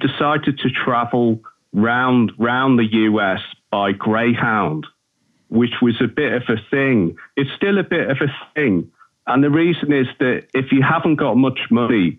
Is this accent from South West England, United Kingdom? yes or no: no; Liverpool, North West England, United Kingdom; accent: Scouse; I grew up on Merseyside. I'm a Liverpudlian. I'm what they call a Scouser.